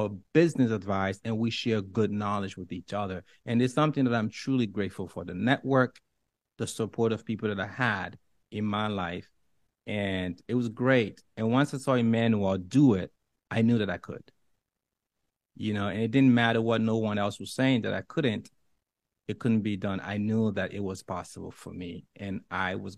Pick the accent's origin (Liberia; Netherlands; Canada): Liberia; English is a second language; moved away; I'm from Africa. I was born in the darkest of places, and it doesn't get more poverty than where I come from in Liberia